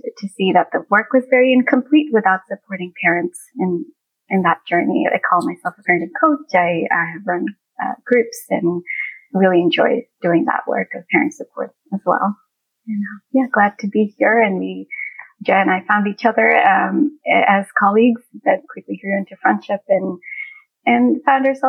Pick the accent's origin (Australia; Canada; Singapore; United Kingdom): Singapore; as an immigrant family growing up in Singapore at the time